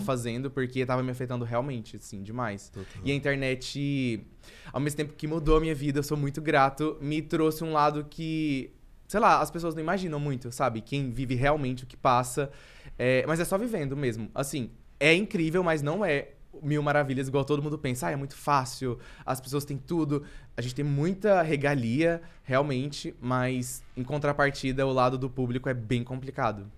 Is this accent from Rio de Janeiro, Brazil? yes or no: no; Anápolis, Goiás, Brazil; moved away as an adult; also born or lived in Florianópolis; now in São Paulo, Brazil; eu vim de Anápolis